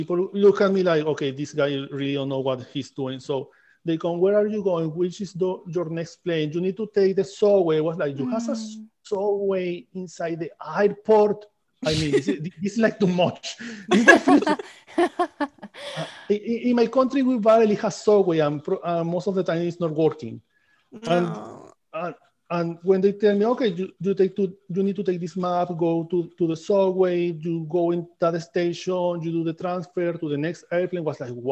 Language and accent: English; Amazonas, Venezuela; English is a second language; moved away as an adult; also born or lived in Caracas, Venezuela; now in United States; I come from Amazon, Venezuela. Okay. I go in Amazon, and I grew up between Amazon and the city, between the capital, that is Caracas